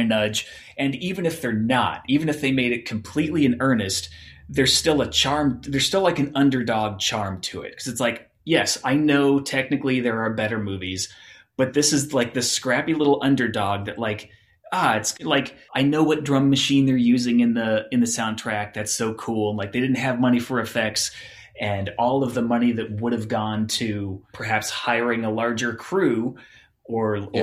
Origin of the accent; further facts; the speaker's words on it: Phoenix, Arizona, United States; I grew up in Phoenix, Arizona